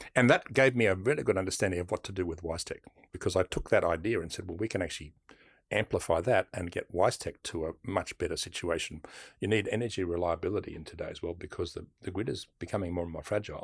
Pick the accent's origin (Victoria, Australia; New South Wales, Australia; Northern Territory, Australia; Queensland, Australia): New South Wales, Australia; Sydney; I grew up in Bexley